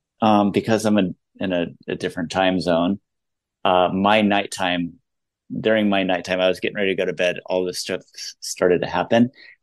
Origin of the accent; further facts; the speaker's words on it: United States; And as American to say, it's like their 9/11, it's so much bigger.